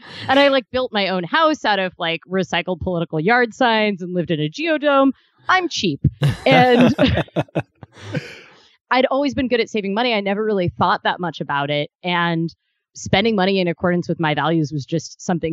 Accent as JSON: {"language": "English", "region": "Ohio", "country": "United States", "tie": "born or raised there", "also_born_or_lived": "Kentucky", "moved": "yes", "said": "I spent about half my day in Kentucky and half in Ohio"}